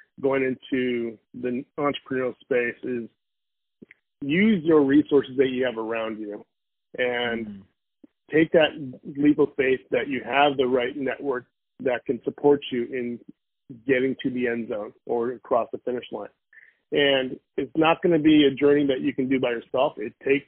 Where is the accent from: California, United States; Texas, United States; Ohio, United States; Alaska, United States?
California, United States; Valencia; I grew up in Los Angeles, California, in a small town called Valencia at the time